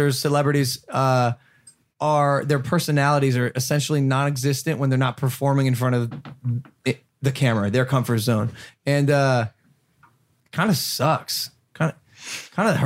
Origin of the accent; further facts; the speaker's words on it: Ohio, United States; growing up in Ohio